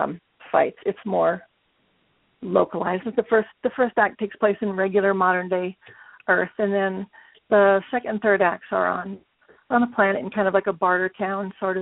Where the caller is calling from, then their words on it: Wyoming, United States; I'm calling from the middle of Wyoming.